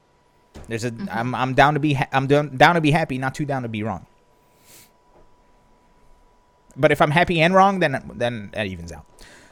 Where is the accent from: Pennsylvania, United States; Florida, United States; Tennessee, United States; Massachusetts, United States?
Pennsylvania, United States; I'm from Pennsylvania.